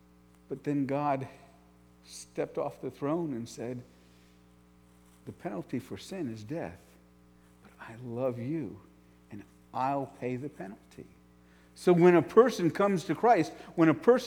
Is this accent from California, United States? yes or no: no; New York, United States; I grew up in New York, right outside New York City